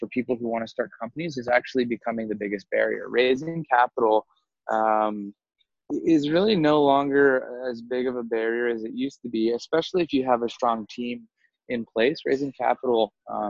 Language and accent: English; North Carolina, United States; moved away as an adult; also born or lived in Singapore / Southeast Asia; originally from the United States, I grew up in North Carolina